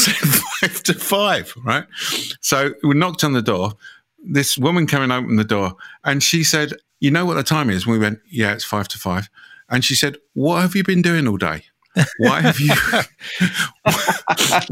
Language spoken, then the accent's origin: English; United Kingdom; being British